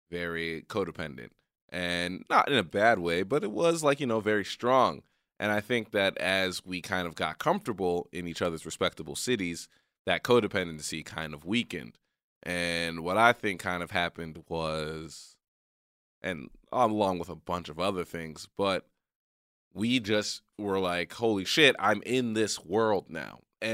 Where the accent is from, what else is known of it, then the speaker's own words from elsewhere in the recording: Texas, United States; we were at my childhood home, or, like, the home I grew up in Texas.